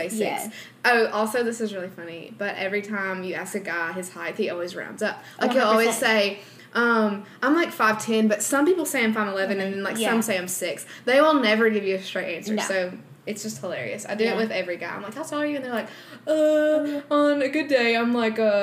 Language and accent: English; the South, United States; we are from the South